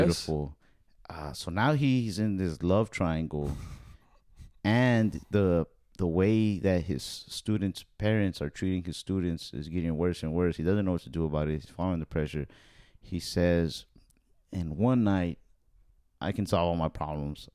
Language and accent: English; Texas, United States; I'm here from Texas.